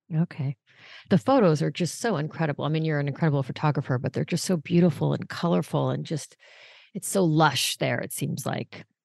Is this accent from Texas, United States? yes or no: no; Los Angeles, California, United States; when I was little, I grew up in Los Angeles